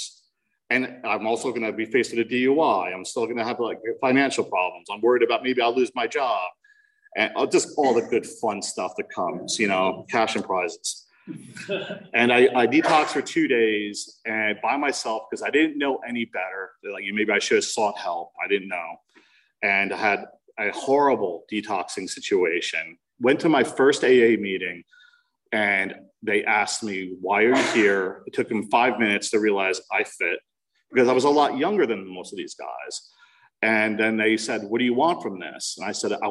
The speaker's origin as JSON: {"language": "English", "region": "New Jersey", "country": "United States", "said": "I'm from New Jersey"}